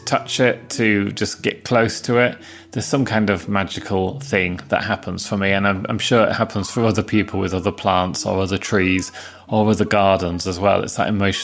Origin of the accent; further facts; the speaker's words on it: Yorkshire coast, Yorkshire and the Humber, United Kingdom; in the town where I grew up on the Yorkshire coast, it's so windswept and so open.